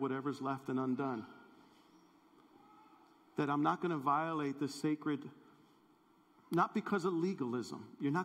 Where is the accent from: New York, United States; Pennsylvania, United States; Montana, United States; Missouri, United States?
New York, United States; New York City; growing up in New York City